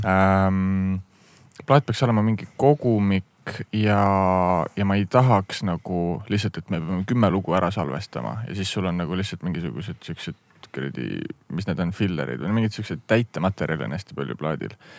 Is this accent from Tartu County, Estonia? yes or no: no; Viljandi, Viljandi County, Estonia; also born or lived in Amsterdam, Netherlands; now in Tallinn, Estonia; ma olen ise Viljandist pärit